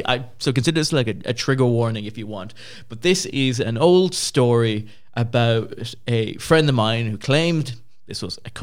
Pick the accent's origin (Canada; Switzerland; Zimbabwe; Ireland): Ireland; we are Irish